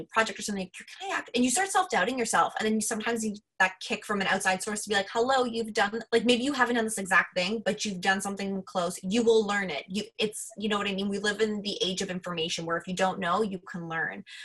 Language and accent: English; Mississauga, Ontario, Canada; I grew up in Mississauga